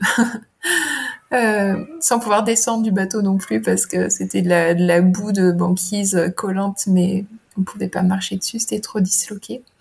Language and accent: French; Burgundy, Bourgogne-Franche-Comté, France; moved away as an adult; also born or lived in Lyon / Grenoble; Moi, j'ai grandi en Bourgogne, donc rien à voir, dans la campagne de l'Est de la France